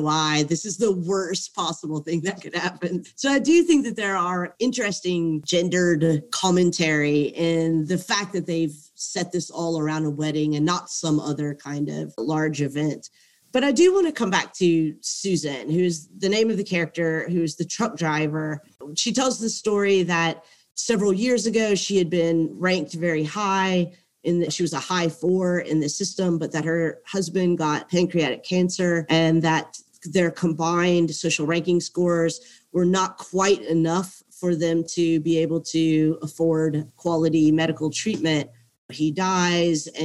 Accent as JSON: {"language": "English", "region": "southern United States", "country": "United States", "tie": "born or raised there", "said": "as a woman, young woman growing up in the United States, especially in the southern United States"}